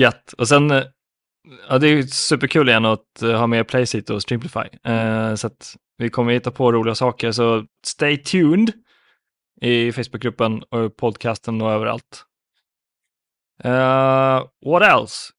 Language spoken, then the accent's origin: Swedish; Finland; jag som finne